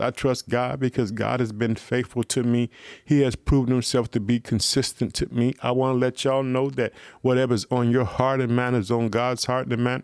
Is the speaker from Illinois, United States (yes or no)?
yes; Illinois, United States; my hometown, the state of Illinois.